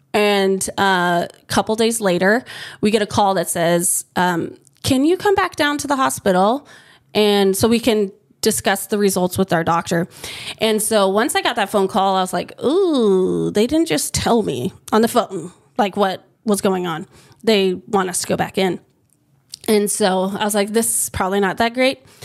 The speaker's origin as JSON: {"language": "English", "country": "United States", "tie": "born or raised there", "moved": "as an adult", "lives_now": "Hawaii, United States", "said": "where I grew up, um, like my high school, there was my family and one other family that was Filipino."}